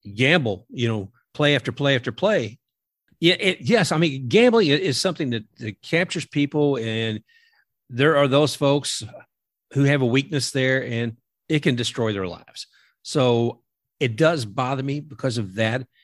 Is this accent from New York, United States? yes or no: no; Kentucky, United States; me growing up in Kentucky